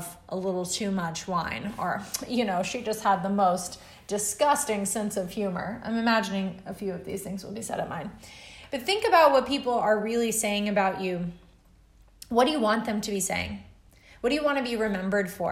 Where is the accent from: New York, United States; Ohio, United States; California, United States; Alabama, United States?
Alabama, United States; as a kid growing up in Alabama